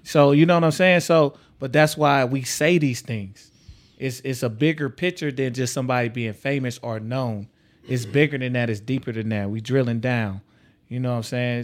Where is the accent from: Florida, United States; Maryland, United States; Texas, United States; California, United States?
Texas, United States; now in Omaha, United States; I come from Texas